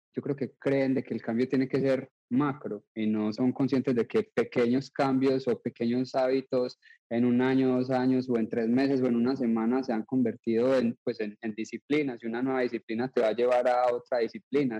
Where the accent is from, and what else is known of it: Colombia; now in United States